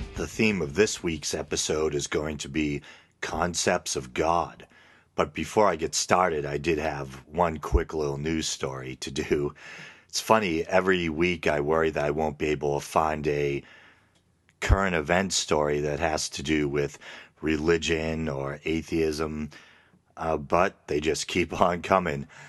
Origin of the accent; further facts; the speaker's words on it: New England, United States; accent: New England; my New England accent